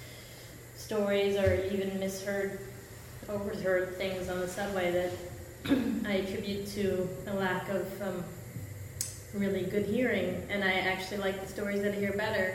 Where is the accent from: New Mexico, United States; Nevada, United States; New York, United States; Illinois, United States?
New York, United States; New Rochelle; born or raised there; also born or lived in Poughkeepsie, New York / Manhattan, New York; now in Brooklyn, United States